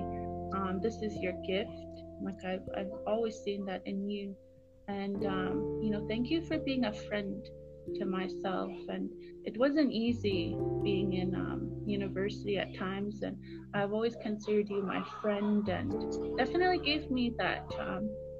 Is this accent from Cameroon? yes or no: no; Kainai, Southern Alberta, Canada; also born or lived in Calgary, Alberta; We are from Gena, the Blood First Nations in Southern Alberta, part of the Blackfoot Confederacy